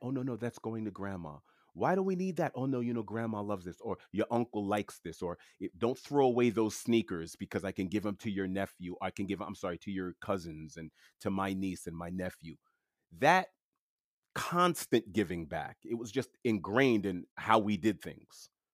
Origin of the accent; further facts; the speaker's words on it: New York City, New York, United States; first language French; English is a second language; I was born and raised in, uh, Queens, New York, in New York City